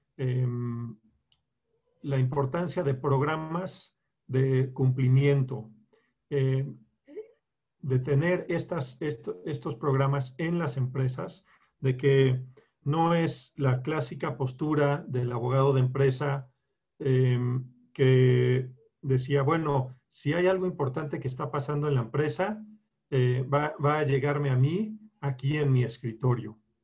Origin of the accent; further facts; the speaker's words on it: Colombia; also born or lived in Bogotá, Colombia / Bucaramanga, Colombia / Chicago, United States; now in Mexico; me crié en, en Colombia, en Bogotá y en Bucaramanga